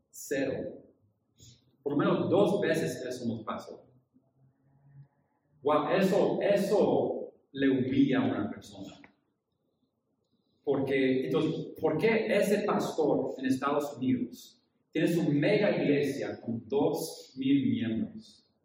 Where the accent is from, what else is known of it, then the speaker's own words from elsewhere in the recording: Japan; pero yo crecí en Japón, hijo de misioneros.